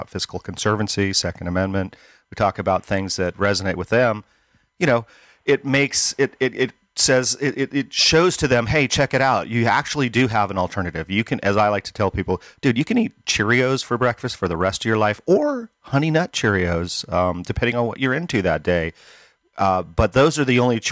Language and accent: English; Northern Nevada, United States; moved away as an adult; also born or lived in Northern California / Placer County, California; now in Gold Hill, United States; I was born and raised up here in Northern California, in Northern Nevada. I moved to Northern California and spent a 30-year career running my business